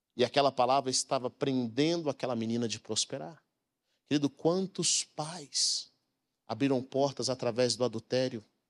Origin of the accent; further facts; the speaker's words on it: Brazil; Nós aqui no Brasil